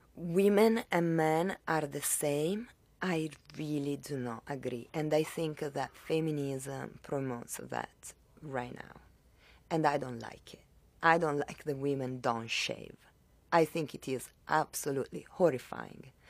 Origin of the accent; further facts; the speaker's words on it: Italy; moved away as an adult; now in Miami, United States; I was raised in Italy and I was in Italy until I was nineteen